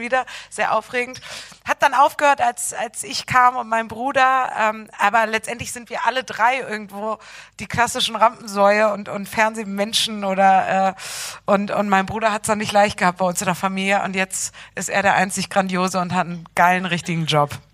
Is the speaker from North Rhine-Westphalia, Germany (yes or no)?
no; Bremen, Germany; moved away as an adult; also born or lived in Cologne; Ich bin in Bremen aufgewachsen